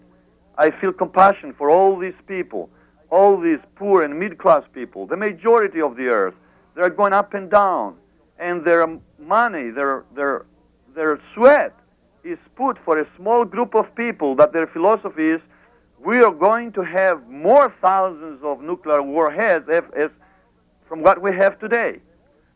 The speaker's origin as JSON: {"language": "English", "country": "Greece", "tie": "born or raised there", "moved": "yes", "said": "I grew up in abroad in Greece."}